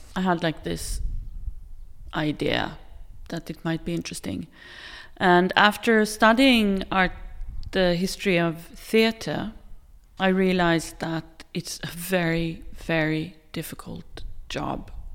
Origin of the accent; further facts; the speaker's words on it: Gothenburg, Västra Götaland, Sweden; moved away as an adult; also born or lived in Tel Aviv, Israel / Stockholm, Sweden / Oslo, Norway; now in Norway; I grew up in, in, outside of Tel Aviv for a few years, and then we moved to Sweden. And I grew up in Gothenburg. but also in Stockholm